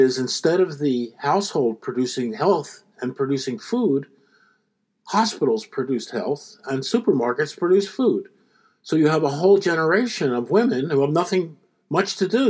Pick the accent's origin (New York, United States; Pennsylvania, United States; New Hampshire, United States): Pennsylvania, United States; Philadelphia; I, I, grew up in Philadelphia